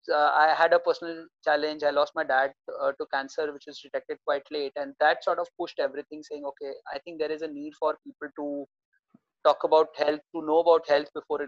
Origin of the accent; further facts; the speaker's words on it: India; I mean, like most of Indians, I was an engineer by graduation.